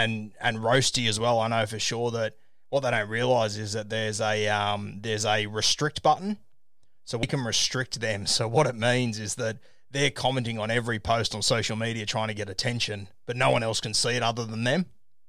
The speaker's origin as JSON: {"language": "English", "town": "Sydney", "region": "New South Wales", "country": "Australia", "tie": "born or raised there", "said": "I grew up in Sydney"}